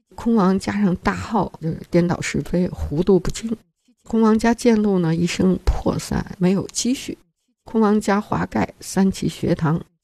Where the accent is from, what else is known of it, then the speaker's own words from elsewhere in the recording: China; 我们中国人